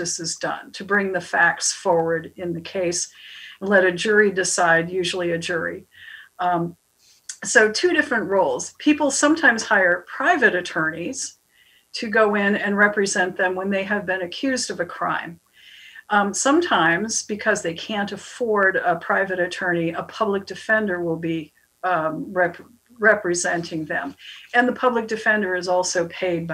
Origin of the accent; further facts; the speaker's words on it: Bellows Falls, Vermont, United States; I grew up in Bellis Falls